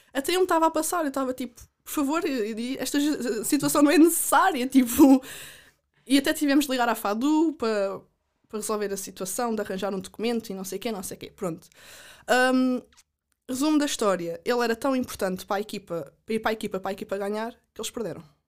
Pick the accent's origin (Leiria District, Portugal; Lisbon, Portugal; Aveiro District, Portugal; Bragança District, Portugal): Leiria District, Portugal; Caldas da Rainha; also born or lived in United States; sou das Calas da Rainha